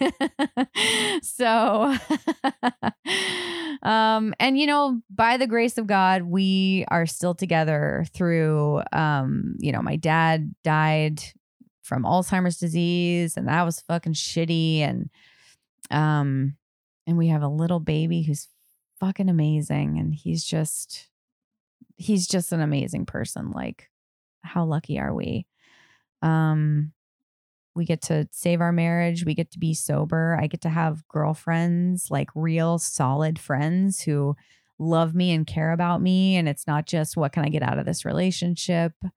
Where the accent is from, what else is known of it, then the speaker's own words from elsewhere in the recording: Durango, Colorado, United States; I grew up in Colorado, Durango.